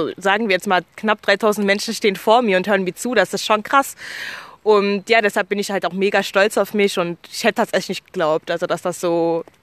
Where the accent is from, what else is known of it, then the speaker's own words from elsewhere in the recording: Germany; born there; deshalb würde ich schon bezeichnen, dass Deutschland meine Heimatstadt ist allgemein, weil ich einfach hier geboren wurde.